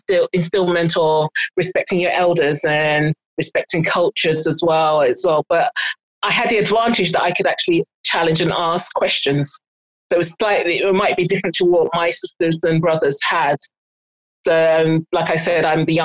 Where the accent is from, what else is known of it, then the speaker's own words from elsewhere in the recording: Igbo, Igboland, Nigeria; also born or lived in North London; now in London, United Kingdom; I'm Nigerian and Igbo